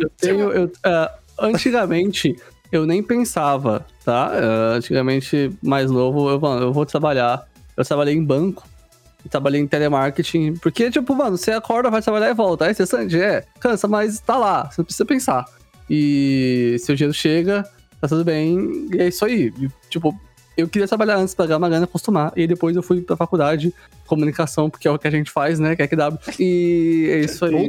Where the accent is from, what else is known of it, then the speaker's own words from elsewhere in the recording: Carapicuíba, São Paulo, Brazil; eu nasci em São Paulo